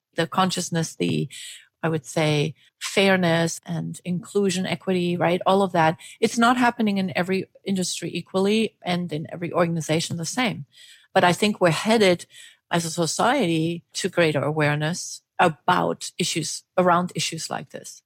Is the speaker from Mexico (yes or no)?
no; Germany; now in United States; I was born in Germany, and when I came to the United States, worked for international organizations